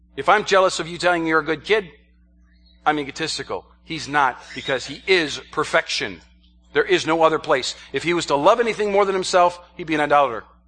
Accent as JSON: {"language": "English", "region": "New York", "country": "United States", "said": "I'm from the state of New York, not the city of New York"}